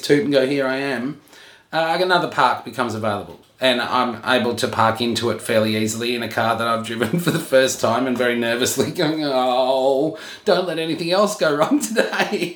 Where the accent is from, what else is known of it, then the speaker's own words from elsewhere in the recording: Queensland, Australia; moved away; I'm from Queensland